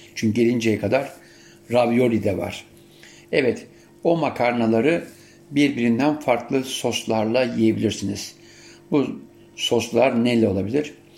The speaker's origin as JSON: {"language": "Turkish", "town": "Siirt", "region": "Siirt Province", "country": "Turkey", "tie": "born or raised there", "said": "Biz ailecek zeytinyağıyla haşır neşirdik. Yani Siirt'te olmamıza rağmen zeytinyağı vardı."}